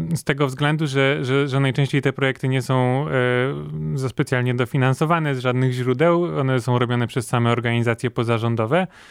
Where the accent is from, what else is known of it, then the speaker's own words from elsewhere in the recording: Poland; jesteśmy jedyną osobą z Polski, która, która jest na takim projekcie